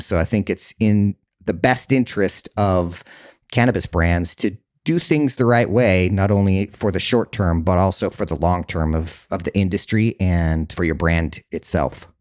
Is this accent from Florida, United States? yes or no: no; Utah, United States; now in California, United States; growing up in Utah